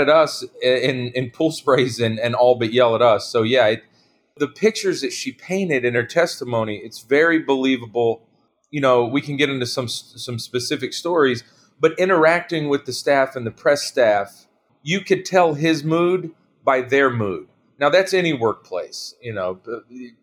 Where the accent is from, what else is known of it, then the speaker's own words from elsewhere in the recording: North Carolina, United States; my home state of North Carolina